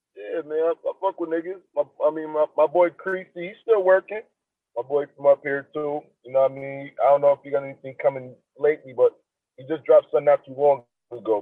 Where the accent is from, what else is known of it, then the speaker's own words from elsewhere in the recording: Niagara Falls, New York, United States; I'm from Niagara Falls